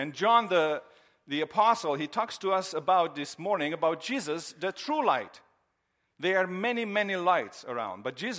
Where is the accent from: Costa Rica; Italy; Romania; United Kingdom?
Romania; now in United States; One of the surprises that I had when I came from Romania years ago to the United States was Christmas time, and especially to see the Christmas decorations.